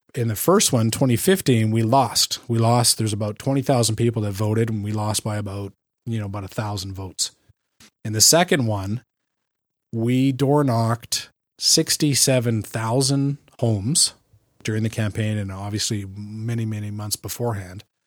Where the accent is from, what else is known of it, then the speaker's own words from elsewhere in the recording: Canada; also born or lived in California; I'm a Canadian